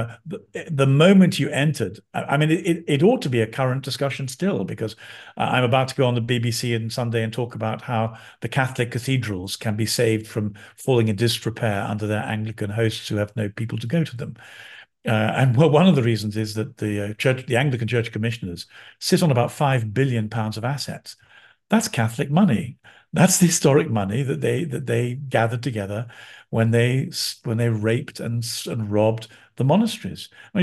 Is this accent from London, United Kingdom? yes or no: yes; London, United Kingdom; I'm a Londoner. I was born in London.